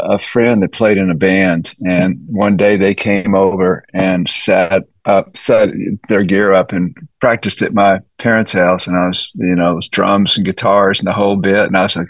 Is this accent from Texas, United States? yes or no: yes; Austin, Texas, United States; You know, it was great because there was so much different styles of music that I just had a lot to draw from and learn from.